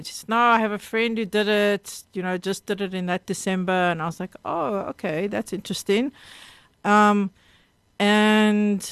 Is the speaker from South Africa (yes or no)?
yes; Cape Town, Western Cape, South Africa; I grew up in Rondebosch.